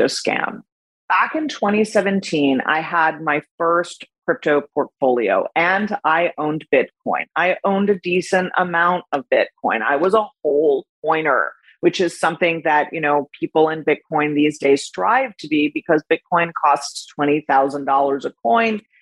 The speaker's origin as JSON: {"language": "English", "town": "Miami", "region": "Florida", "country": "United States"}